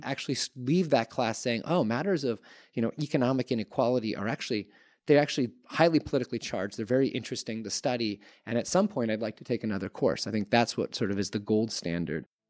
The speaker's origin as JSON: {"language": "English", "country": "Canada", "tie": "born or raised there", "said": "I grew up in Canada in nineteen nineties"}